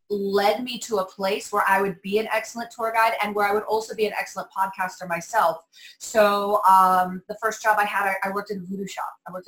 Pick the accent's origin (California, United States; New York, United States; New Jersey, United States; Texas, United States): California, United States; Los Angeles; now in New Orleans, United States; So I grew up in Los Angeles area.